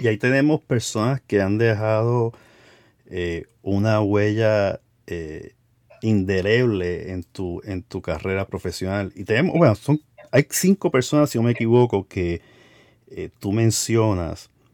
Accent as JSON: {"language": "Spanish", "country": "Puerto Rico", "tie": "born or raised there", "said": "donde yo nací, que fue en Puerto Rico"}